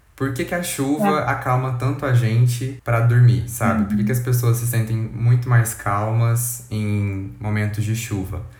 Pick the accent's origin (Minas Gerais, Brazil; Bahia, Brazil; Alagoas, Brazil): Minas Gerais, Brazil; Uberlândia; nós somos de Uberlândia, Minas Gerais, que fica no Triângulo Mineiro